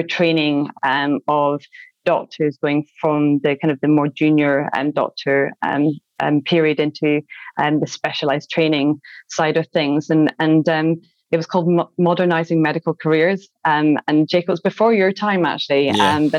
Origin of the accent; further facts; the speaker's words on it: Glasgow, Scotland, United Kingdom; I'm from Glasgow